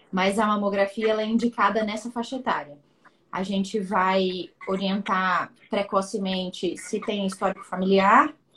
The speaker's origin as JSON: {"language": "Portuguese", "region": "Espírito Santo", "country": "Brazil", "said": "nós dois somos capixabas, conterrâneos"}